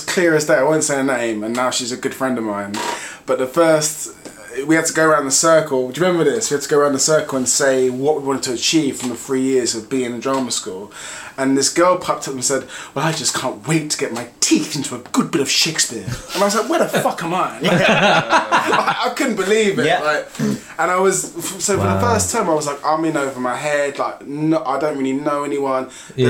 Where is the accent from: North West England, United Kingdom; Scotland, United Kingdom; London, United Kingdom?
London, United Kingdom; us three grew up in London. Mm. I grew up in West London and then moved to South West London.